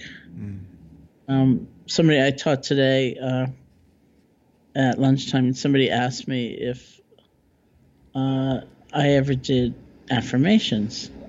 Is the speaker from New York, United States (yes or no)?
yes; New York, United States; I'm a New Yorker